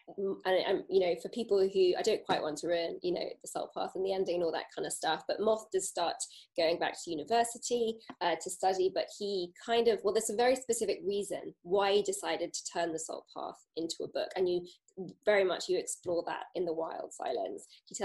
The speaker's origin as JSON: {"language": "English", "region": "South West England", "country": "United Kingdom", "tie": "born or raised there", "said": "I grew up in Cornwall, so it was wonderful to read and recognise the places"}